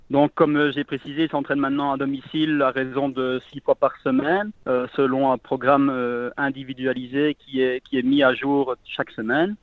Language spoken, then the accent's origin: French; Malmedy, Wallonia, Belgium; je suis originaire de Malmedy